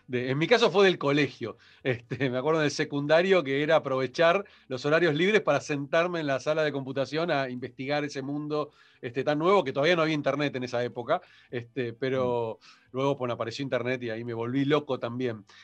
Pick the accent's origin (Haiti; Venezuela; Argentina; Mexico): Haiti; vengo de un mundo muy de Haití. Y todos los que somos de Haití en general, y esto lo pongo en general, este, no todos, pero en general somos muy retrotraídos